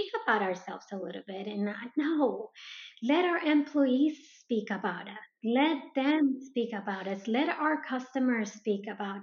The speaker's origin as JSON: {"language": "English", "country": "Colombia", "moved": "yes", "said": "I am originally from South America, from Colombia, so as a Latino"}